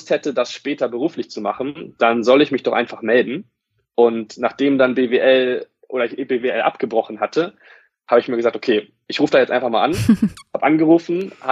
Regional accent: Wolfsburg, Lower Saxony, Germany; Und das Studio war bei mir in Wolfsburg, da wo ich herkomme.

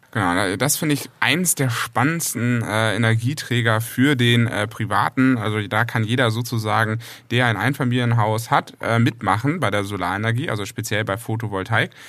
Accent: Northern Germany, Germany; als Norddeutscher

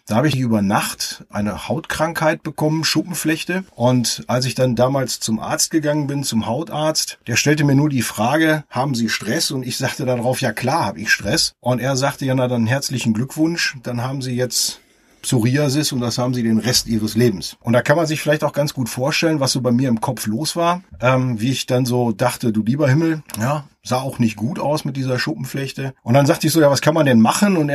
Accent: Essen, North Rhine-Westphalia, Germany; now in Kempen, Germany; Ich komme aus dem Ruhrgebiet mitten raus aus der wunderschönen Stadt Essen und wohne jetzt mit meiner Familie am Niederrhein in Kempen und das auch schon eine etwas längere Zeit.

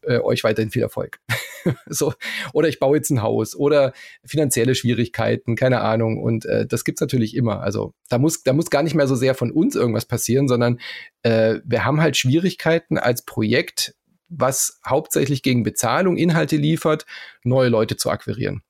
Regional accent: Southern Germany, Germany; accent: Swabian; ich bin ja in Süddeutschland aufgewachsen

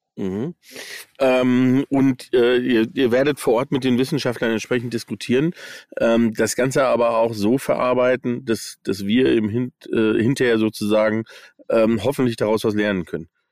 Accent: United States; moved away; ich bin in den USA aufgewachsen. Ähm, das heißt also, ich habe Englisch irgendwie mal als Kind gelernt

